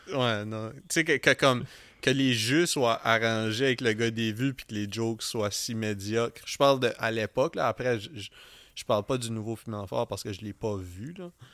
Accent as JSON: {"language": "French", "town": "Edmundston", "region": "New Brunswick", "country": "Canada", "moved": "yes", "said": "d'où moi et Philippe on vient"}